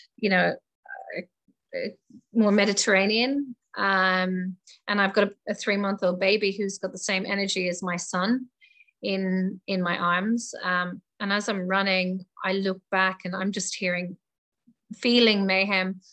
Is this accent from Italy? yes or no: no; Ireland; moved away as an adult; also born or lived in England; now in Australia; I was born in Ireland um, and I left Ireland when I was 18 and went to England and traveled around the world and ended up in Australia 22 years ago. So um, this is my home now